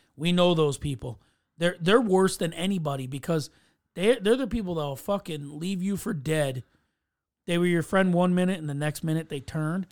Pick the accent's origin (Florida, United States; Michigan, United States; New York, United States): New York, United States; as a New Yorker